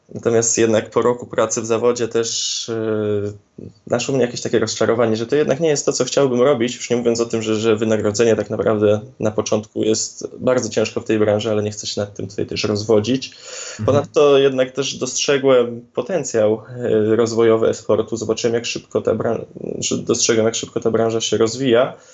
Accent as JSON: {"language": "Polish", "town": "Szczecin", "region": "West Pomeranian Voivodeship", "country": "Poland", "said": "u nas w Szczecinie"}